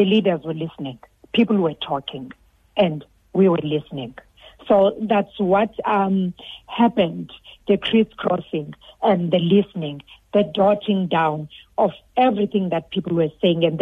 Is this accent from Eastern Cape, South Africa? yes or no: yes; Dangan Village, Buffalo City Metro, Eastern Cape, South Africa; I'm from Dangan Village. I live in Dangan Village.